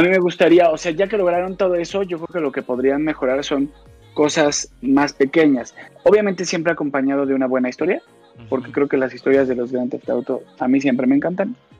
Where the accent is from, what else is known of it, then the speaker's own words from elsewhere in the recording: Mexico; Yo soy mexicano